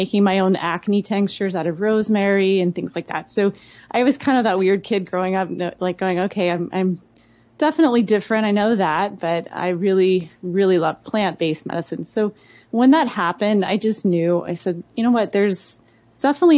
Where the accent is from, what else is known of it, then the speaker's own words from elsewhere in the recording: Alabama, United States; Growing up in Alabama, I grew up in a really small town and we had one red light.